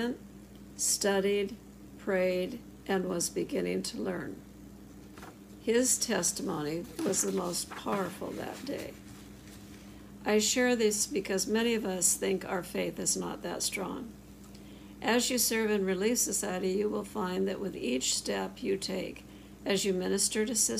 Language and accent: English; Rochester, Minnesota, United States; I grew up in Rochester, Minnesota